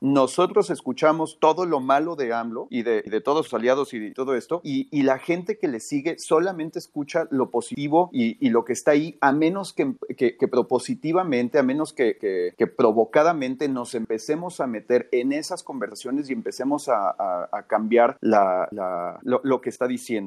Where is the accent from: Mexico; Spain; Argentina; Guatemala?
Mexico; San Luis Potosí; soy de San Luis Potosí